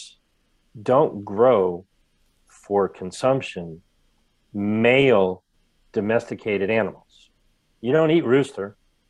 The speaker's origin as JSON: {"language": "English", "region": "Ohio", "country": "United States", "tie": "born or raised there", "also_born_or_lived": "Rhode Island", "moved": "yes", "lives_now": "California, United States", "said": "I used to live in Rhode Island. Okay, I live in California now. I grew up in Ohio."}